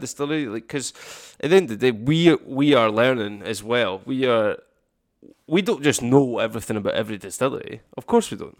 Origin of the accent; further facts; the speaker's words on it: Campbeltown, Scotland, United Kingdom; we're from Campbelltown